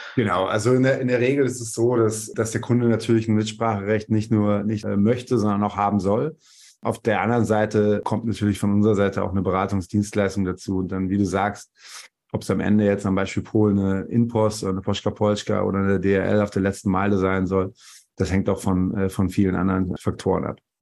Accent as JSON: {"language": "German", "town": "Bielefeld", "region": "North Rhine-Westphalia", "country": "Germany", "tie": "born or raised there", "also_born_or_lived": "Karlsruhe / Zürich / Dortmund", "moved": "as an adult", "lives_now": "Berlin, Germany", "said": "bin gebürtig aus Bielefeld, dann über verschiedene Stationen, Studium in Karlsruhe, Zürich und das Fraunhofer Institut in Dortmund, dann in Berlin gelandet vor gut 15 Jahren"}